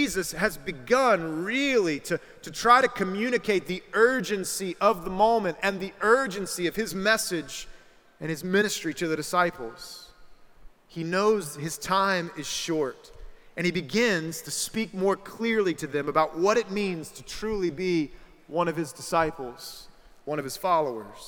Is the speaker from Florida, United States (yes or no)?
no; South Carolina, United States; I'm from South Carolina